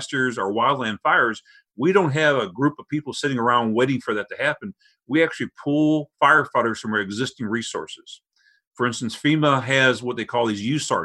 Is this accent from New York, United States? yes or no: no; St. Louis, Missouri, United States; I grew up in South St. Louis